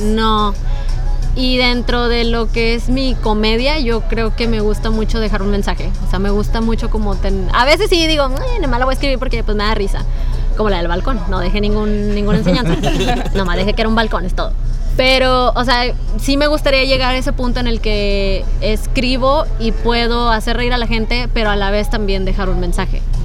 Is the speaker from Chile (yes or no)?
no; northern Mexico, Mexico; somos bien norteños